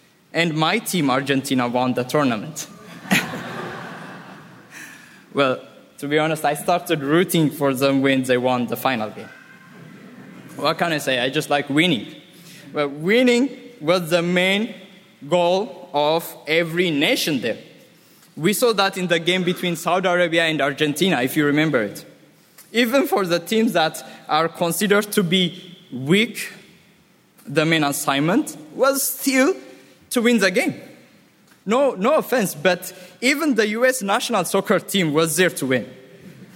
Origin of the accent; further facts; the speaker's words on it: Ethiopia; now in Ras Al Khaimah, United Arab Emirates; I'm from Ethiopia